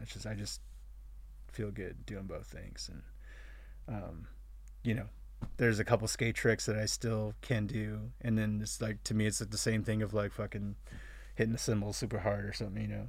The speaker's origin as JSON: {"language": "English", "town": "Vista", "region": "California", "country": "United States", "said": "I was coming from Vista."}